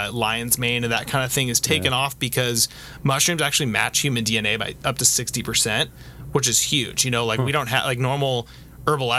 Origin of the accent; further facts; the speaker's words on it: United States; also born or lived in Orange County, California; being an American living in Orange County